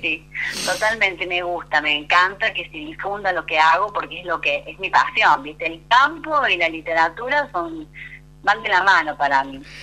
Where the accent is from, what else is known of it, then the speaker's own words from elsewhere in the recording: San Luis, Argentina; yo soy oriunda de la provincia de San Luis Capital. es un 25 de agosto, día de San Luis, así que soy muy puntana